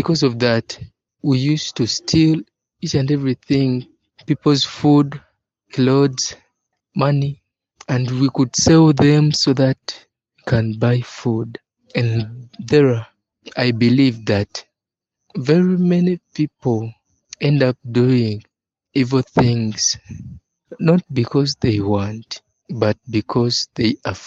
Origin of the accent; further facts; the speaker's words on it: Uganda; I'm 25 years old and I'm from Uganda. Uganda is a country found in East Africa